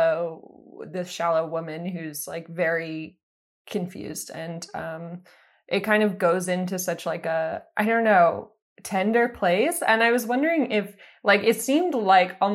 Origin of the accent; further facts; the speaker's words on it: East Coast, United States; moved away as an adult; now in Los Angeles, United States; I'm originally from the East Coast. I moved out here a few years ago.